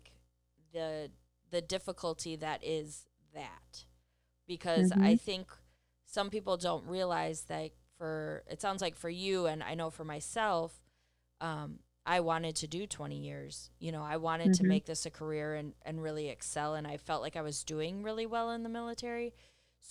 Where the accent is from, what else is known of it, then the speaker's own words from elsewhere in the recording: Wisconsin, United States; I'm from Wisconsin